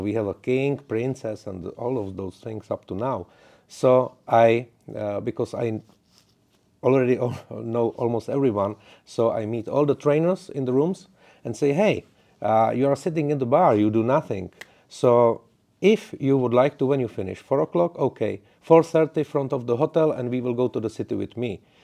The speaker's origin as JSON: {"language": "English", "country": "Czechia", "second_language": "English", "said": "I'm from the Czech Republic"}